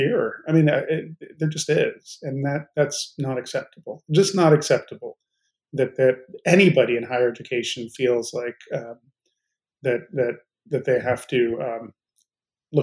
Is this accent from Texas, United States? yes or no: no; Chicago, Illinois, United States; moved away; also born or lived in Arizona; Partially in Chicago and then partially in Arizona